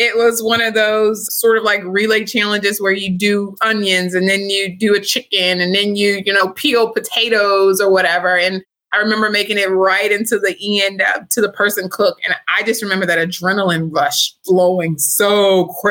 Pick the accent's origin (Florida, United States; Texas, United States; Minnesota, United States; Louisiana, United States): Louisiana, United States; now in Dallas, United States; I'm from Louisiana, my family.